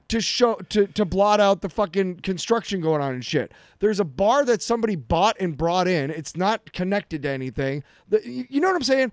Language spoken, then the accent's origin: English; Iowa City, Iowa, United States; moved away; I grew up in Iowa City